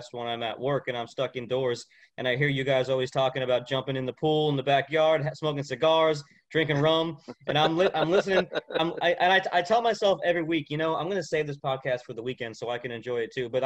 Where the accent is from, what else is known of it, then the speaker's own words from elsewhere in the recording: Florida, United States; moved away; I grew up in Florida about 30 minutes from the coast